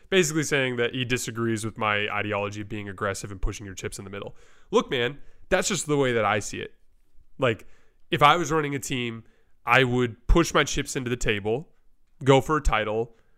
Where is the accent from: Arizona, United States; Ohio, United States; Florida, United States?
Arizona, United States; Tucson; we're also from Tucson